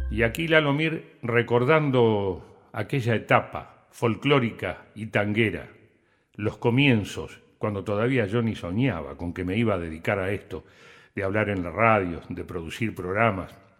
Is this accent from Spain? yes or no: no; San Pedro, Buenos Aires Province, Argentina; moved away; Cuando empecé a hablar por radio en APA, en San Pedro